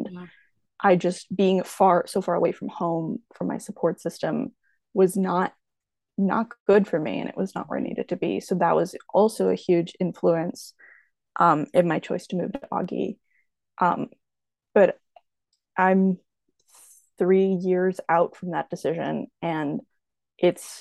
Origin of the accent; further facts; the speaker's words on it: Rock Island, Illinois, United States; I am from the beautiful tropical exotic Quad Cities. I'm from Rock Island, Illinois